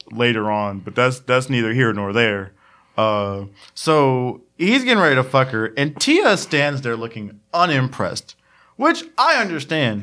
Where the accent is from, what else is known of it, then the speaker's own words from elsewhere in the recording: United States; accent: Ebonics (African American English); first language Ebonics; that is my native tongue, ebonics